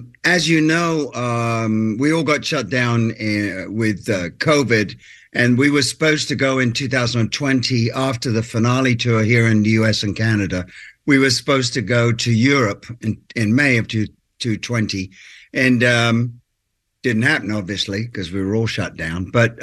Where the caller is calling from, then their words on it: Nashville, Tennessee, United States; Yes, I am calling you from Nashville.